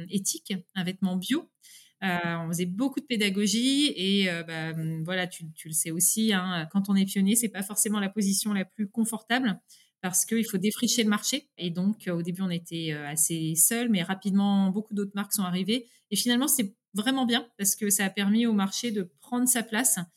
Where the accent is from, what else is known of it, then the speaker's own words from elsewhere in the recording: France; accent: French; Et l'anglais, je le parle, bah, oui, beaucoup mieux, voilà couramment, mais euh, par contre, j'ai un petit accent français.